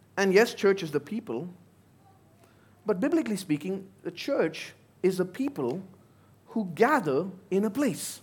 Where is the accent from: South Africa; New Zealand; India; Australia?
India; moved away; my home country